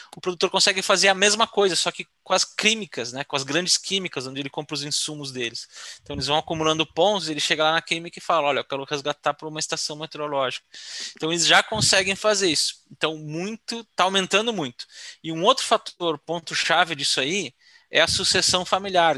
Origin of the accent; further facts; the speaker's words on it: Rio Grande do Sul, Brazil; Eu sou do Rio Grande do Sul